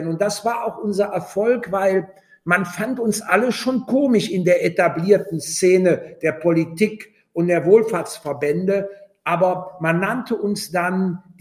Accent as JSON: {"language": "German", "region": "North Rhine-Westphalia", "country": "Germany", "tie": "born or raised there", "said": "habe dann in Mönchengladbach, das ist nicht weit entfernt von meinem Heimatort, habe ich bei der Caritas äh, die Altenpflegeausbildung gemacht."}